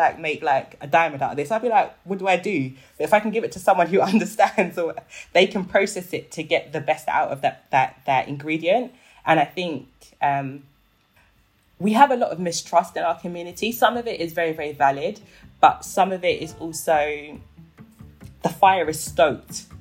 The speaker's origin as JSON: {"language": "English", "country": "Nigeria", "said": "I'm Nigerian"}